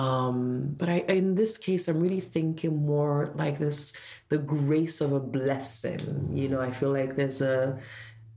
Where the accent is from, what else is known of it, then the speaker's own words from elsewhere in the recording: Nigeria; moved away; I am from Nigeria